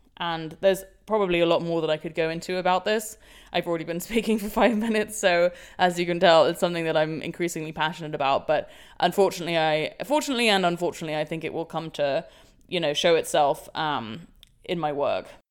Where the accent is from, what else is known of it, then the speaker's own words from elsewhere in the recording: London, United Kingdom; London, my hometown